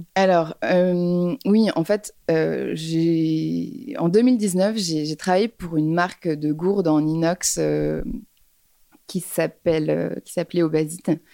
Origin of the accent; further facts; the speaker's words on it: Paris, Île-de-France, France; j'ai grandi à Paris. Je suis née à Paris